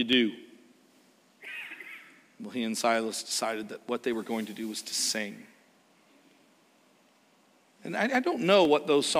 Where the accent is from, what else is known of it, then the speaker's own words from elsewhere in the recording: Canada; moved away; we are from Canada